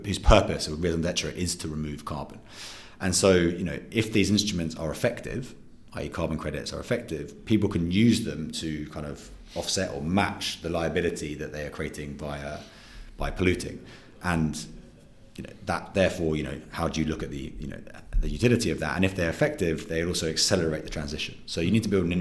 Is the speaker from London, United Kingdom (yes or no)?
yes; London, United Kingdom; also born or lived in New Zealand / New York; I'm originally from New Zealand, grew up in London